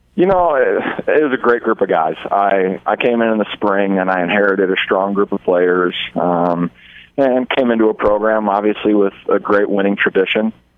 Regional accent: Omaha, Nebraska, United States; also born or lived in Hastings, Nebraska; I'm from Omaha, Nebraska

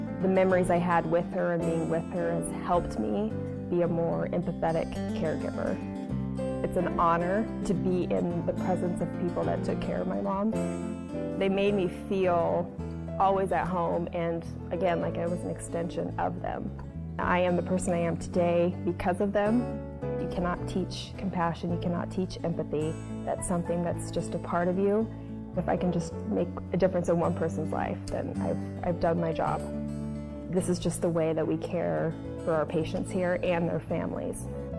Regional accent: Hastings, Nebraska, United States; I was born and raised here in Hastings, Nebraska.

